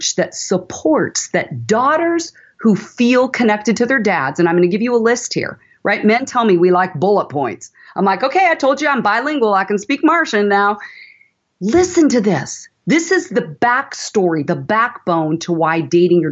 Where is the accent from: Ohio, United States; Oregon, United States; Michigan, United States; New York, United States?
Oregon, United States; Portland; also born or lived in San Francisco Bay Area, California; we moved up from the Bay Area to Portland when I was in fourth grade